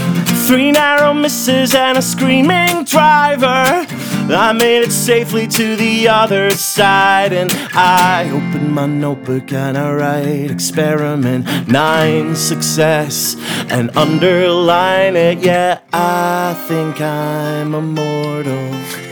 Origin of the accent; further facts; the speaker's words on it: Scotland, United Kingdom; and I'm Scottish, so prepare for some cold weather over there.